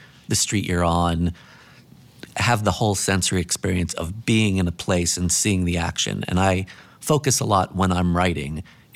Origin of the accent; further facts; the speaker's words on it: New York City, New York, United States; also born or lived in Luxembourg; I'm from New York City